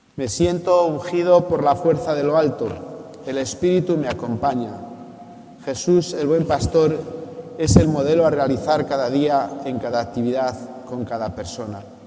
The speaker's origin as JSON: {"language": "Spanish", "town": "Revilla Vallejera", "region": "Castile and León", "country": "Spain", "tie": "born or raised there", "moved": "yes", "lives_now": "Tarazona, Spain", "said": "Revilla Vallejera, mi pueblo"}